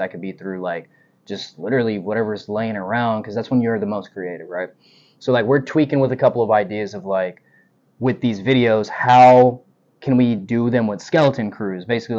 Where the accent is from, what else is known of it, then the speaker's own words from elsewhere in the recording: the South, United States; all I can tell you is I'm proud to say I was raised in the South.